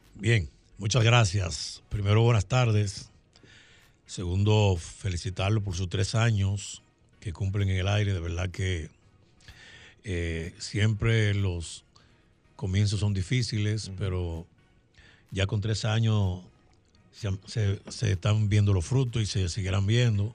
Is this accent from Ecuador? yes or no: no; La Romana, Dominican Republic; nuestros padres emigraron a la provincia de La Romana. Llegamos allá a los 11 meses, no habíamos cumplido el año todavía. Y ahí hemos vivido toda la vida